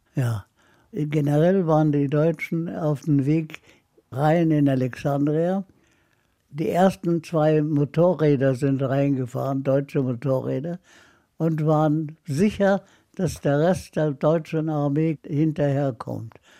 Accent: Haifa, Haifa District, Israel; also born or lived in Nablus, Palestine; now in Munich, Germany; wir wohnten in der sogenannten deutschen Kolonie in Haifa

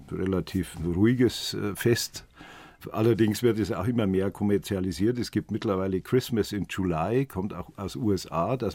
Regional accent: Oberaudorf, Bavaria, Germany; born there; Ein alter Freund aus Oberaudorf am Inn, aus meinem Geburtsort

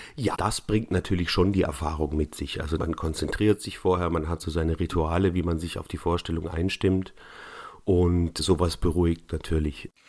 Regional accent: Neu-Ulm, Bavaria, Germany; also born or lived in Munich; Meine Kindheit habe ich in Bayern verbracht. Zwar im schwäbischen Teil Bayerns, aber in Neu-Ulm bin ich zehn Jahre in die Schule gegangen

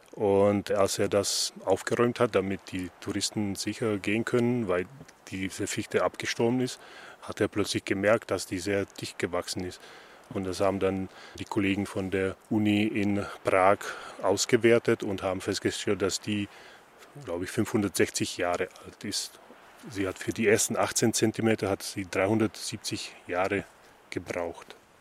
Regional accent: Slovakia; moved away; ich komme aus der Slowakei

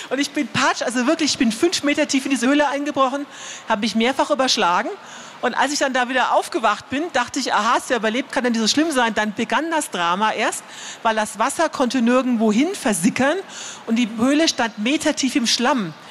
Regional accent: Transylvania, Romania; Wir sagen immer, wir kommen aus Transsilvanien.

